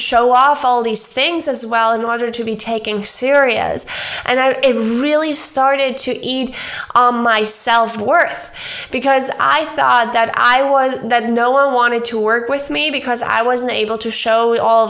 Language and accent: English; Germany; moved away as an adult; now in Argentina; growing up in Germany